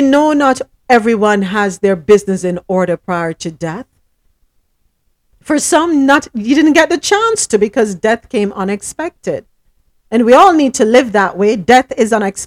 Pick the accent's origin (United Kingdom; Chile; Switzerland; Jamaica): Jamaica; Morant Bay, Saint Thomas; I was born in St. Thomas